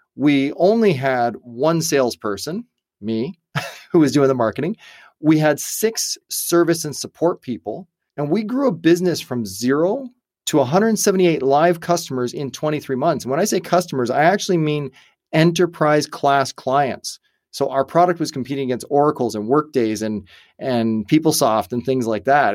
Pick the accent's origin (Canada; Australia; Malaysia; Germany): Canada; also born or lived in United States; I'm Canadian born